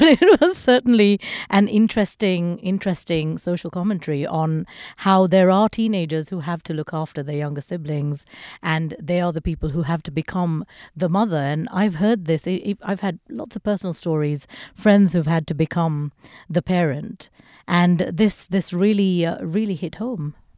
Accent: Sri Lanka; I was born in Sri Lanka, and it's a country that's gone through you know, Civil War.

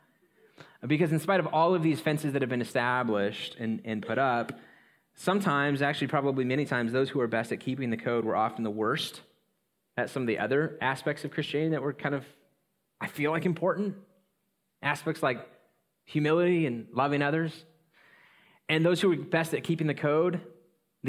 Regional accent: Coeur d'Alene, Idaho, United States; I grew up in North Idaho, Coeur d'Alene

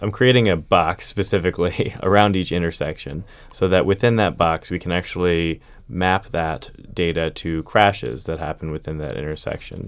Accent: Pennsylvania, United States; moved away as an adult; now in Arlington, United States; I grew up in Pennsylvania

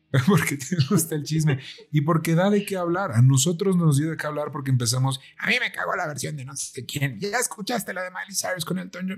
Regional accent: Mexico; nosotros somos de México

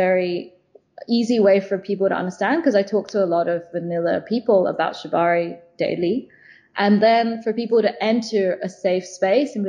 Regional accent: London, United Kingdom; now in China; I'm from London originally.

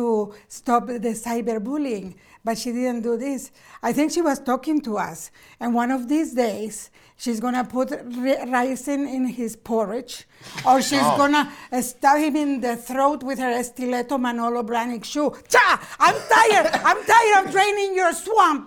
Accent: Nicaragua; also born or lived in Montreal, Canada; now in Canada; I'm a political refugee from Nicaragua.

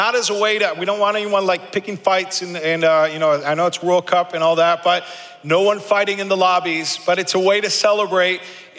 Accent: Argentina; If you know anything about me, you know that I grew up in South America as a missionary kid in Argentina.

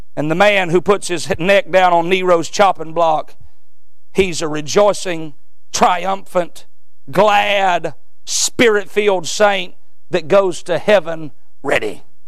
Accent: United States; us as American Christians

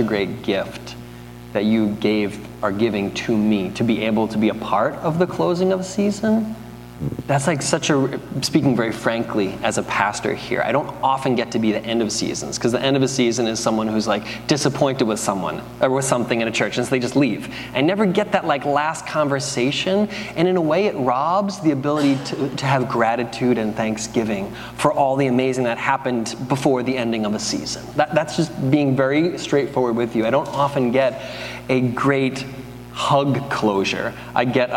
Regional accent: United States; we're American

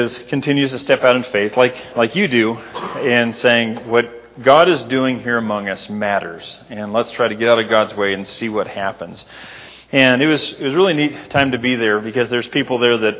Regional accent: Libby, Montana, United States; moved away; up in Libby, my hometown

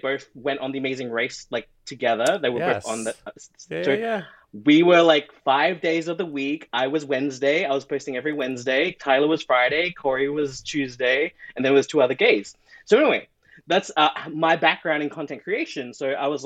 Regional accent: Australia; moved away as an adult; now in Toronto, Canada; I'm from Australia

